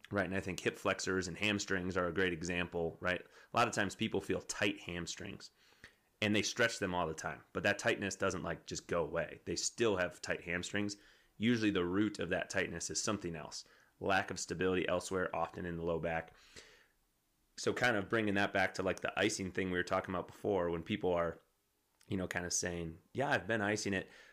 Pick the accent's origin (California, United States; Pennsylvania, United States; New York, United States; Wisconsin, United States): Wisconsin, United States; now in Colorado, United States; I'm from Wisconsin